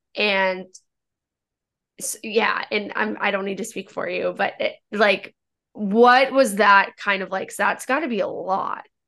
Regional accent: Northern Virginia, United States; I'm from Northern Virginia

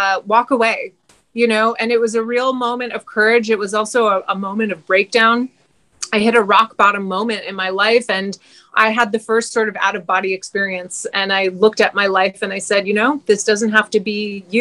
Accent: Montreal, Quebec, Canada; moved away as an adult; also born or lived in British Columbia; now in Hawaii, United States; I was born and raised in Montreal

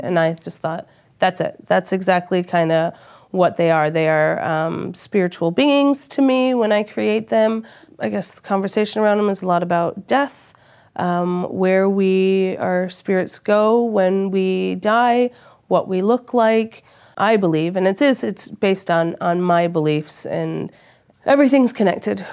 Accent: Australia; moved away; I'm Australian

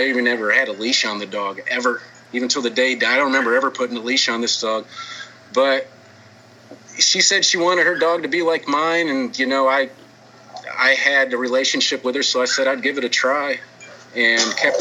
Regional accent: Dickinson, Texas, United States; I'm from Dickinson, Texas. It's a very small town outside of Houston

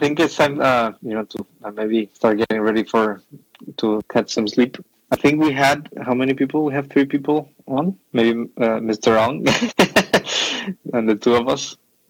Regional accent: Mexico; moved away; also born or lived in Mexico City; I'm coming from Mexico, right?

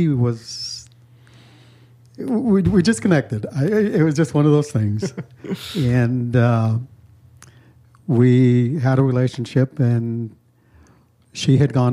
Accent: Fort Collins, Colorado, United States; I was born and raised in Colorado around the Loveland Fort Collins area

